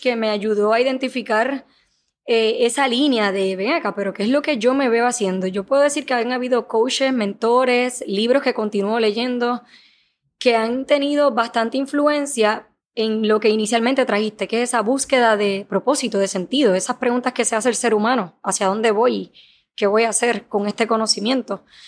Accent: Puerto Rico; also born or lived in Dominican Republic; Soy puertorriqueña, nací aquí en Puerto Rico, sin embargo mi crianza ha sido entre Puerto Rico y República Dominicana

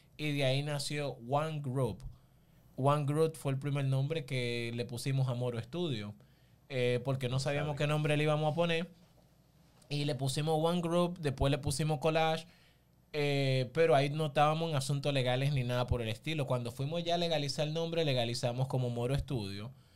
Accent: Barahona, Dominican Republic; yo soy oriundo de Barahona, pero en sí soy una mezcla como de, todo el sur, porque mi mamá es de Neiva, mi papá es de San Juan, mi abuelo de Elías Piña.

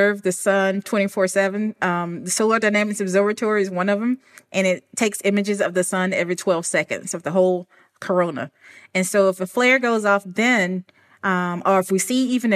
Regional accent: Alabama, United States; moved away; I'm originally from Alabama and I grew up in the country

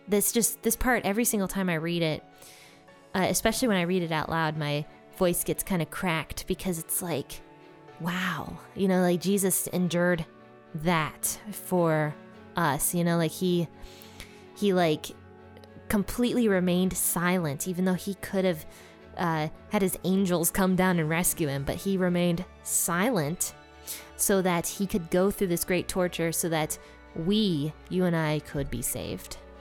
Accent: Ohio, United States; my home state, Ohio

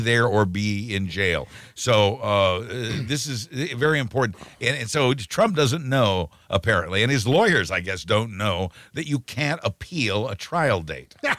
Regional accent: United States; we are Americans too

